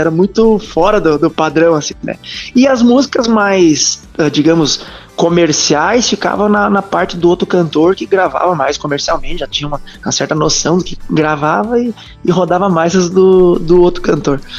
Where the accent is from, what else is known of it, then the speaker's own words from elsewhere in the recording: Soledade, Rio Grande do Sul, Brazil; now in Concórdia, Brazil; Eu sou do Rio Grande do Sul, sou ali de Soledade